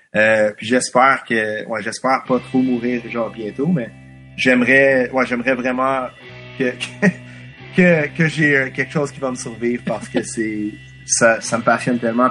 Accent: Quebec, Canada; first language English; French is a second language; je suis anglophone, mais comme je suis québécois. Et mon public anglophone, c'est un public anglophone québécois

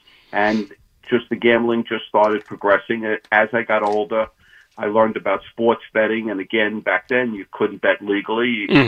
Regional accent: New York City, New York, United States; I grew up in Brooklyn

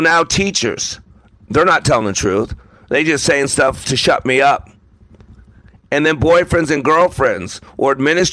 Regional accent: Las Vegas, Nevada, United States; I grew up in Las Vegas

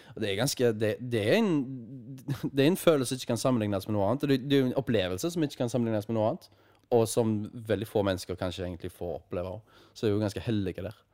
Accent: Haugesund, Rogaland, Norway; her hjemme i Haugesund

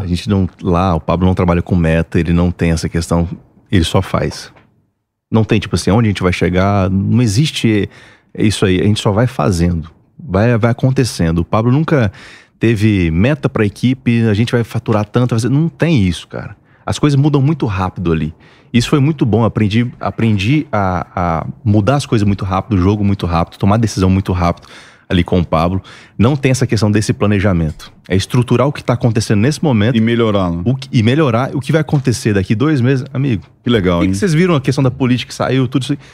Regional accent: Mato Grosso, Brazil; moved away as an adult; now in Alphaville, Brazil; Eu sou mato grossense, sou lá do Mato Grosso. E de lá para cá a gente contactou e eu mudei para Alphaville

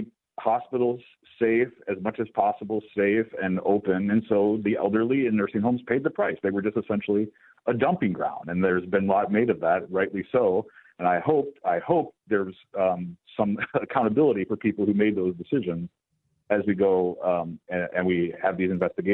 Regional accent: New Jersey, United States; my home state of New Jersey

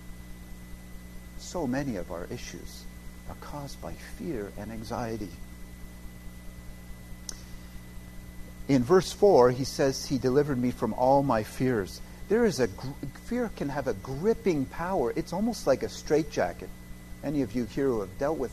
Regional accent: Canada; moved away; as a Canadian

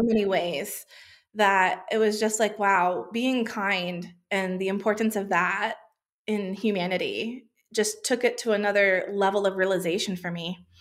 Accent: United States; moved away as an adult; now in Australia; I grew up in the USA, which, if my accent hadn't given it away yet, that is where I was born

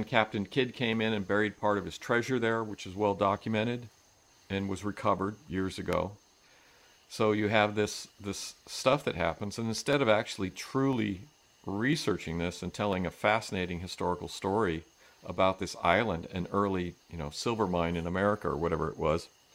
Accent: Reno, Nevada, United States; moved away; where we grew up out in California, up in Reno

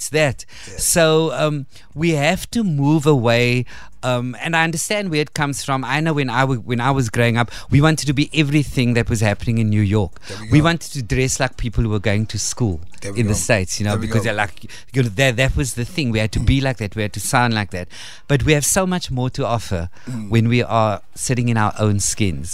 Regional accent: Cape Town, Western Cape, South Africa; I grew up in Retreat

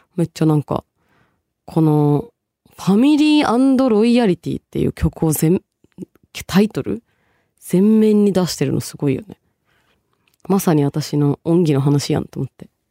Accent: Tokyo, Japan; also born or lived in Bangladesh; 10歳からね、東京育ち、その前は一応バングラデシュをルーツと私してる

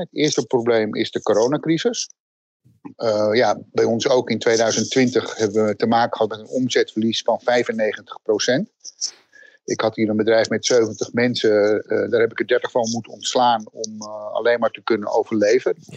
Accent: Netherlands; wat voor ons heel erg actueel is als Nederlanders

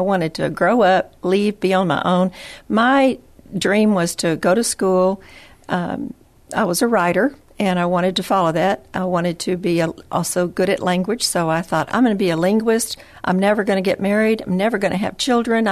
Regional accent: West Texas, United States; also born or lived in Odessa, Texas; I'm a Texas girl, born and raised kind of several different locations in Texas, so west, north, south

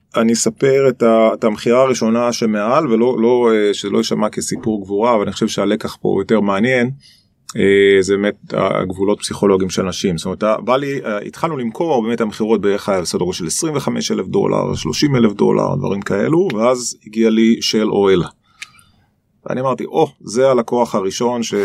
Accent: Nahariya, Northern District, Israel; moved away as an adult; also born or lived in Boston, United States; אני נולדתי בנהריה. אמ, זה ממש מעיר קטנה

